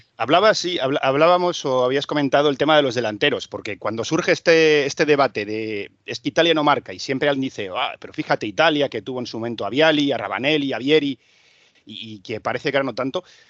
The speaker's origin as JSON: {"language": "Spanish", "country": "Spain", "moved": "yes", "said": "que soy español"}